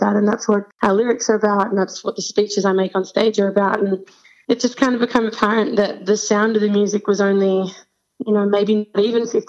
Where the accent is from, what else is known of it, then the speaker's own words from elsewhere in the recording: Sydney, New South Wales, Australia; We're from Sydney, Australia.